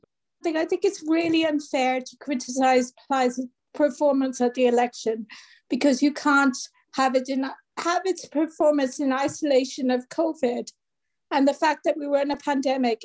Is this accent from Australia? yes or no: no; France; now in Cardiff, United Kingdom; I grew up in France